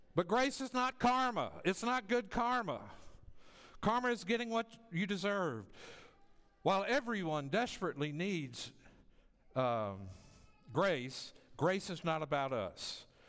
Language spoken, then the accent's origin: English; the South, United States; moved away as an adult; now in Las Vegas, United States; I often go back to my hometown to visit family